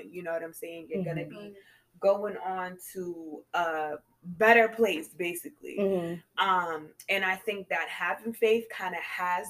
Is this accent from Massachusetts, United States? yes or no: yes; Cambridge, Massachusetts, United States; also born or lived in Beverly, Massachusetts / Boston; I grew up in Cambridge